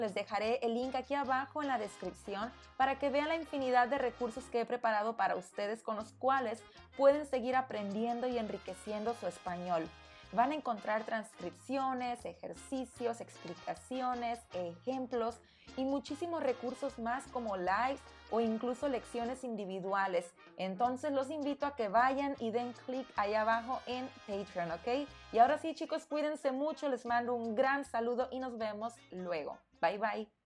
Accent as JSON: {"language": "Spanish", "country": "Mexico", "said": "de donde yo soy, estamos rodeados por agua, así como Veracruz también por ahí, al lado del Golfo de México"}